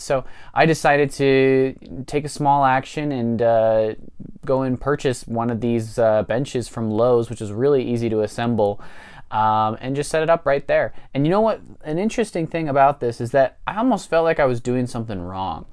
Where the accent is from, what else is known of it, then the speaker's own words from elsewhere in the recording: Springville, United States; my hometown of Springville